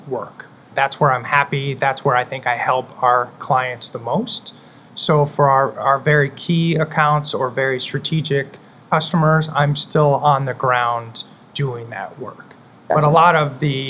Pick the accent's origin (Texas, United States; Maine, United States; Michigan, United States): Michigan, United States; now in Tampa, United States; I live in Tampa, and then I was born and raised in Michigan